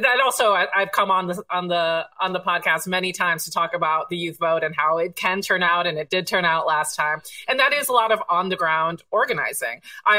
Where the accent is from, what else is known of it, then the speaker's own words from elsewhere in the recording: Broward County, Florida, United States; I grew up in Broward County